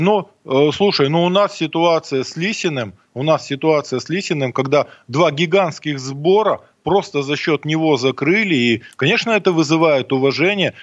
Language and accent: Russian; Mironovo, Sverdlovsk Oblast, Russia; из моей родной деревни, из Миронова